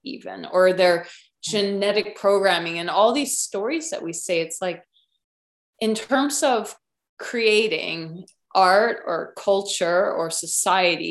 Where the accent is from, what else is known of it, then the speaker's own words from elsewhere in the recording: Illinois, United States; also born or lived in California; now in Norway; I came from the Midwest